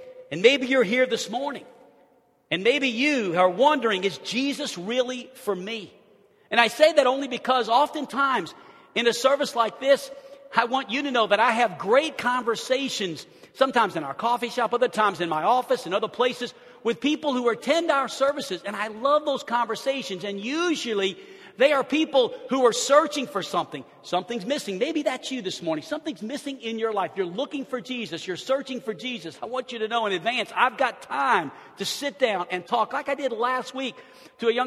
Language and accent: English; New Orleans, Louisiana, United States; as a young kid, I grew up in New Orleans, Louisiana